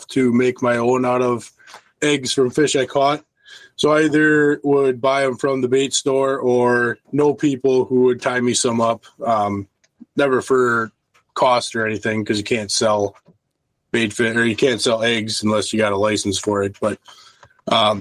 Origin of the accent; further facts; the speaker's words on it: Milwaukee River, Wisconsin, United States; I grew up near the Milwaukee River